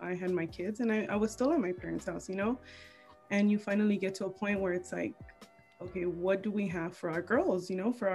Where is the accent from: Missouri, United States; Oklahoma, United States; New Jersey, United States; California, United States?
California, United States; Wilmington; moved away as an adult; now in Palmdale, United States; Originally I'm, you know, from Wilmington, but we ended up moving last year.